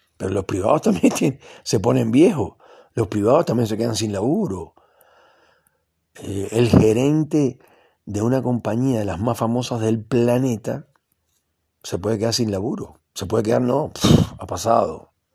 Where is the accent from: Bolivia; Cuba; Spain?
Cuba; now in Argentina; yo conozco muy bien Cuba, porque es el país donde yo nací